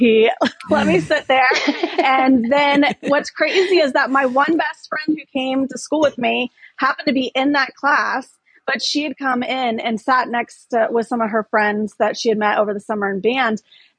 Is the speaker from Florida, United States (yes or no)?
yes; Gainesville, Florida, United States; We grew up in Gainesville, Florida.